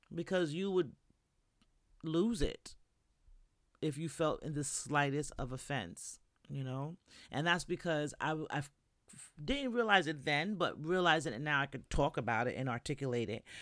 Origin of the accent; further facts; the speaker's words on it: New York, United States; moved away as an adult; now in Florida, United States; I'm from New York